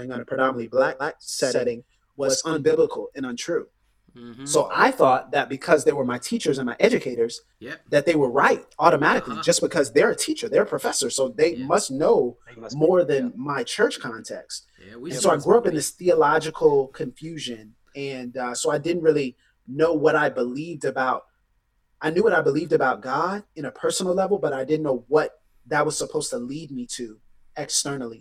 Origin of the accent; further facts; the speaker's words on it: Pensacola, Florida, United States; I'm from Pensacola, Florida, which Florida is the panhandle of the states.